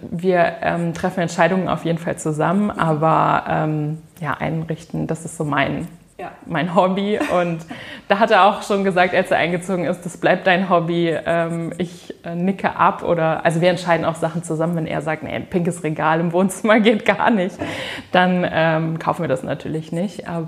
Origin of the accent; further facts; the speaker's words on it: Lower Saxony, Germany; Nein, ich komme aus dem Landkreis Peine, also so 25 Kilometer von hier, aus einem kleinen Dorf.